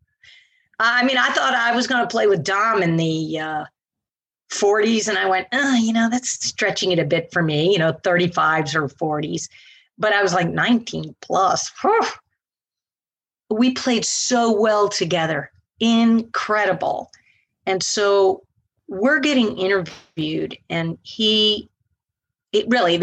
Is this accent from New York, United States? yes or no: no; Naples, Florida, United States; also born or lived in Linville Ridge, North Carolina; I'm from Naples.